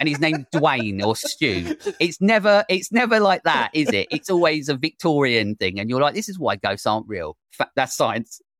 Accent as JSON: {"language": "English", "region": "England", "country": "United Kingdom", "said": "I'm English"}